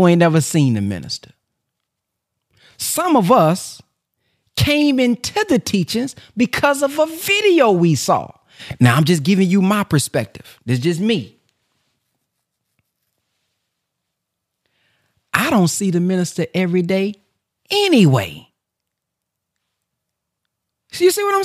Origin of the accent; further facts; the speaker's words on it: Dallas, Texas, United States; I'm from South Oak Cliff.